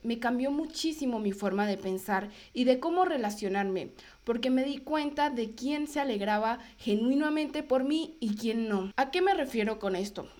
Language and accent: Spanish; Venezuela; moved away as an adult; cuando llegué de Brasil a Venezuela, yo ya tenía claro que yo quería inmigrar, que yo quería irme de Venezuela